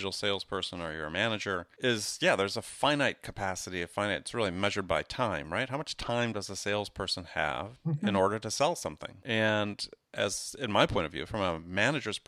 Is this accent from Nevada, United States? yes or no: no; Wisconsin, United States; I was a kid, and we grew up in Wisconsin